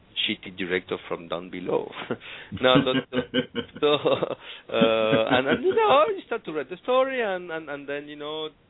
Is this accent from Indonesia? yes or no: no; Argentina; English is a second language; now in Paris, France; I'm from Argentina, living in Paris